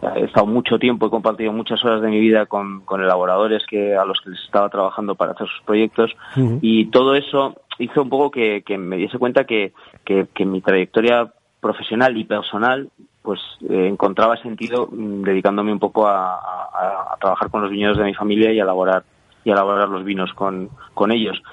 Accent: village near the Sierra de Yerga, La Rioja, Spain; Mi pueblo está, de lo que es la propia sierra, mi pueblo está como a 11, 12 kilómetros

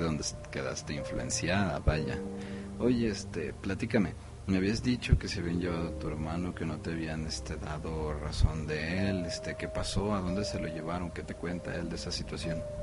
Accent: Mexico; now in Guadalajara, Mexico; como mexicanos que somos, como la nación que somos

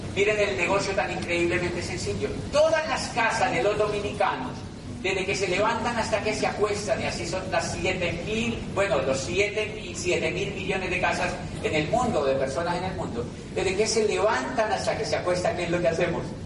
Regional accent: Colombia; hice un tránsito hacia el 2% de la población colombiana a través de la educación

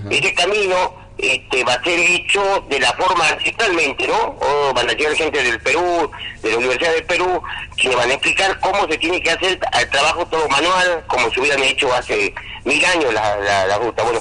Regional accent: Salta, Argentina; de este, de mi pueblo, de, mi comunidad, que es la era una comunidad con 40 familias aproximadamente

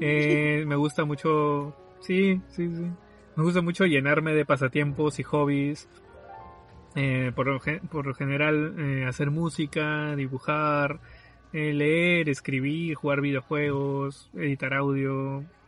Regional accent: Lima, Peru; soy de Lima, bueno, del sur de Lima

